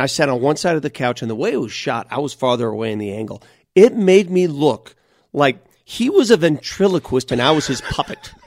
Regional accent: Denver, Colorado, United States; English is a second language; also born or lived in Italy; I grew up in North Denver, and I grew up the son of immigrant

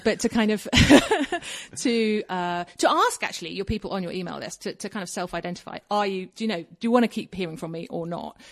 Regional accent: Kingston upon Thames, London, United Kingdom; moved away as an adult; now in Colorado, United States; I was born in Kingston upon Thames, which is basically in the suburbs of London, south

